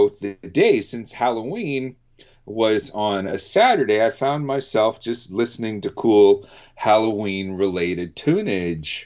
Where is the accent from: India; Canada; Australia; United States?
Canada